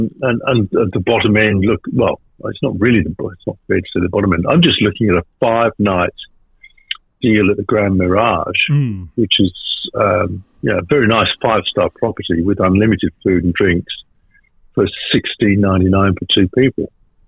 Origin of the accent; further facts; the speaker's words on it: Western Australia, Australia; Travel writer, born and bred in West Australia.